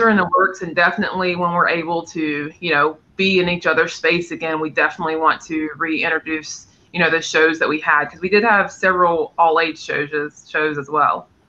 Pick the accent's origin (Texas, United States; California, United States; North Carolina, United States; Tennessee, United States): North Carolina, United States; moved away; I'm from North Carolina originally